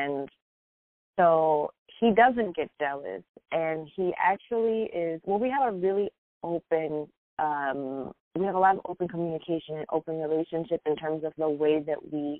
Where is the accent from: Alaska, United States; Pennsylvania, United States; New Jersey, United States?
Pennsylvania, United States; Philadelphia; I grew up in Philadelphia during a time when public schools were going through this phase